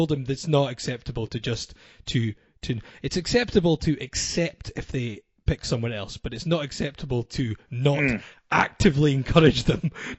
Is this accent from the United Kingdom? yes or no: yes; the Northeast, Scotland, United Kingdom; Growing up in the Northeast, it was obviously not the easiest.